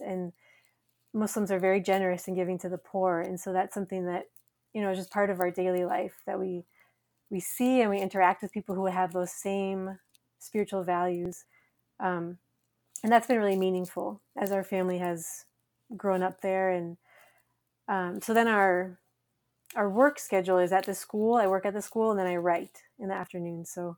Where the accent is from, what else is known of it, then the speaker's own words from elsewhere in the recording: Minnesota, United States; moved away as an adult; also born or lived in Somalia; now in Djibouti; I am originally from Minnesota, which is where I am as we're talking, but my family has spent the last seventeen years in the Horn of Africa